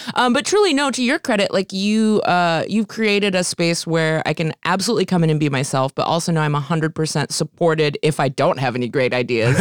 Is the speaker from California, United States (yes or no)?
yes; California, United States; growing up in California